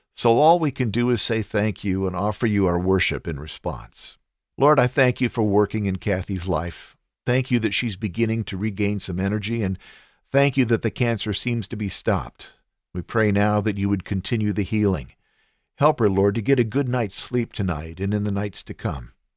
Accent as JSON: {"language": "English", "country": "United States", "said": "I am an American"}